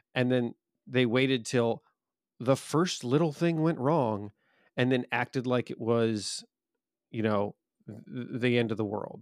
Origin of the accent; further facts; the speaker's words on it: United States; as an American